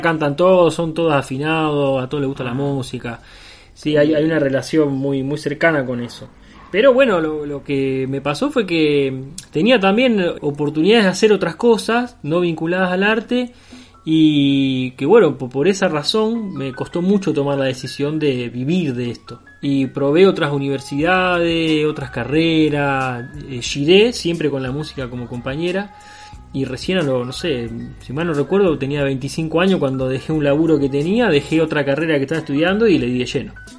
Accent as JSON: {"language": "Spanish", "town": "Rosario", "region": "Santa Fe", "country": "Argentina", "said": "siendo rosarino"}